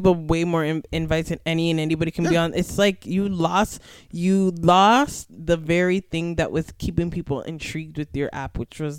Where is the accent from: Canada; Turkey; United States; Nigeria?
Canada; Scarborough, Ontario; born there; I was born in Scarborough.